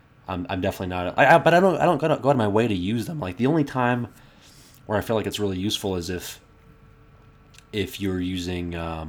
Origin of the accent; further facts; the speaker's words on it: Bethesda, Maryland, United States; I grew up on the Bethesda Potomac border